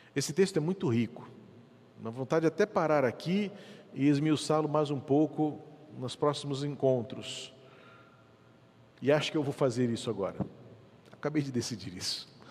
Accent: Brazil; como eu, brasileiro

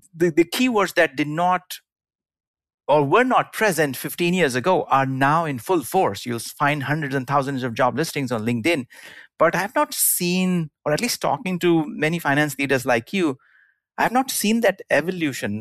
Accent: India; moved away; i grew up in india

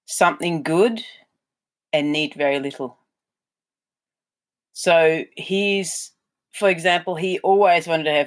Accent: Germany; moved away as an adult; now in Australia; I'm German. Well, I've been here for 20 years now, but I was born in Germany

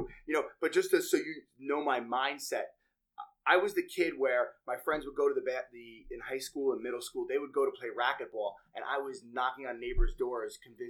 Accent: Bellmore, New York, United States; I grew up very close to you, which we're just finding out now. I grew up in Belmore, Nassau County

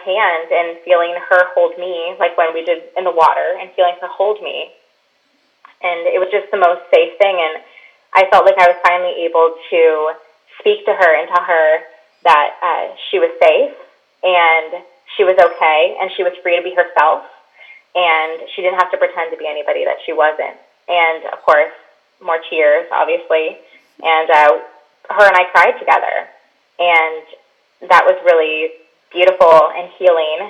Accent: Michigan, United States; now in Orlando, United States; I live in Orlando, Florida now, but I grew up in Michigan, right on the lake

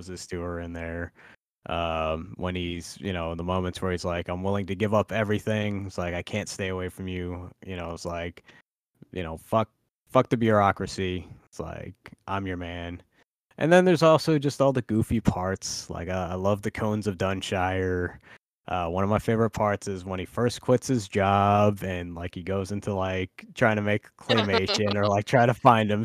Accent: Indiana, United States; now in Florida, United States; I grew up in Indiana

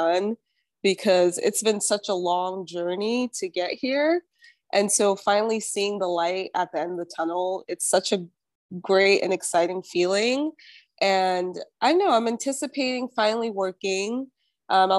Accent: New York, United States; moved away as an adult; also born or lived in Nigeria / Utah; now in Los Angeles, United States; I grew up in New York and then went to Utah for undergrad.

